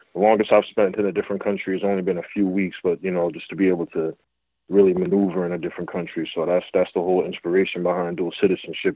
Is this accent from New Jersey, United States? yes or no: yes; Essex County, New Jersey, United States; I grew up in Essex County